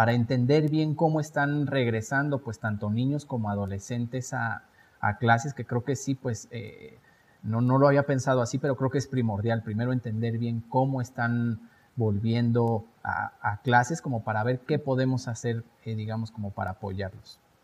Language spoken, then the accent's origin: Spanish; Mexico; como mexicanos nos van a seguir